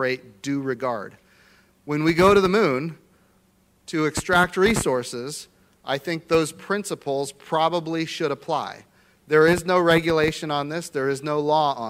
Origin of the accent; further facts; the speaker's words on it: Oklahoma, United States; I come from Oklahoma